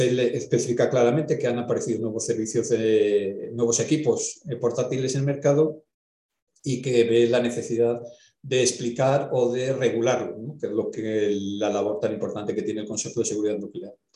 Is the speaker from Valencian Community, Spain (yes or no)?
no; Valladolid, Castile and León, Spain; yo soy de Valladolid